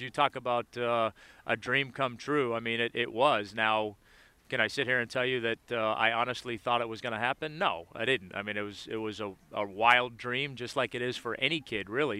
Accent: Boston, Massachusetts, United States; being from Boston, I wanted to play for the Red Sox or the Bruins

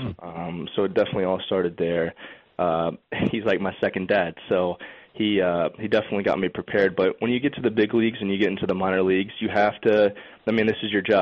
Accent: Lakeland, Florida, United States; growing up in Lakeland and always being around Joker Marchant Stadium where the Tigers play

